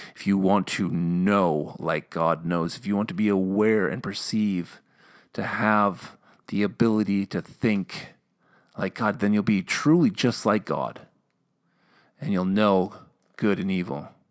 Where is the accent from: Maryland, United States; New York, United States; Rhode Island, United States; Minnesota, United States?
Minnesota, United States; accent: Minnesotan; I'm from Minnesota